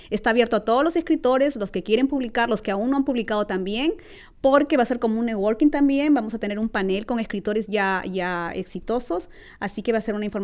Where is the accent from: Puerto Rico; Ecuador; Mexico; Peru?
Peru; now in California, United States; Mis alas me llevan al sur es una recopilación de mis experiencias como inmigrante hispana en los Estados Unidos, donde hago como, como recordando Perú, pero a la vez al presente estando en California.